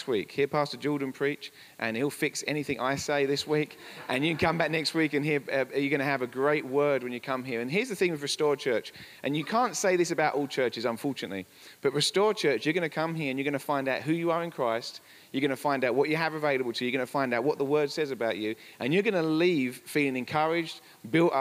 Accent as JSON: {"language": "English", "region": "England", "country": "United Kingdom", "moved": "as an adult", "lives_now": "Colorado, United States", "said": "We're from England"}